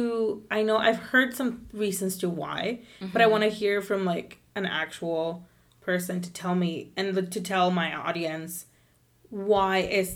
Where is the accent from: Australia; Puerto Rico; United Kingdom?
Puerto Rico; I'm from Puerto Rico, oh my God, I'm Puerto Rican too.